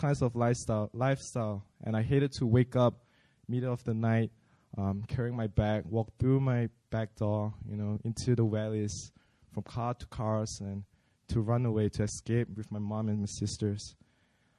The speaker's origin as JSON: {"language": "English", "country": "Malaysia", "moved": "as an adult", "lives_now": "South Korea", "said": "I'm from Malaysia."}